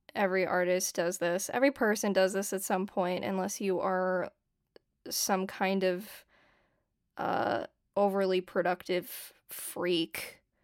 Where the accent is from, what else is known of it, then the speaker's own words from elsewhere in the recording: San Diego, California, United States; moved away as an adult; now in Los Angeles, United States; I grew up in San Diego, California, and I live in LA now.